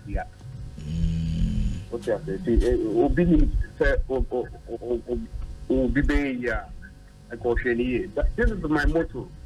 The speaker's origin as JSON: {"language": "English", "country": "Ghana", "moved": "yes", "lives_now": "United Kingdom", "said": "I'm from Ghana, I'm from Africa"}